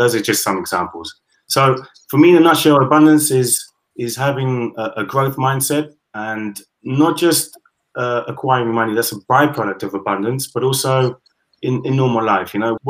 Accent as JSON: {"language": "English", "country": "United Kingdom", "lives_now": "Spain", "said": "I am British, Caribbean, half German. And yeah, I've lived in Spain for the last 20 years."}